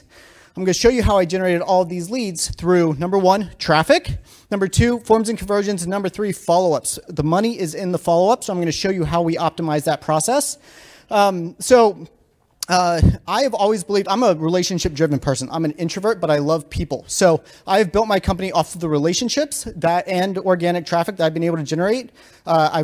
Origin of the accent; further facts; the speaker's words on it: Virginia, United States; moved away as an adult; now in Denver, United States; I'm from Virginia originally, I live in Denver now, but went to JMU